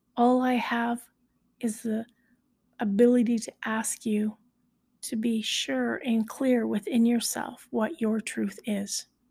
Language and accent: English; High River, Alberta, Canada; I was born in High River, Alberta, so I am a High Riverite.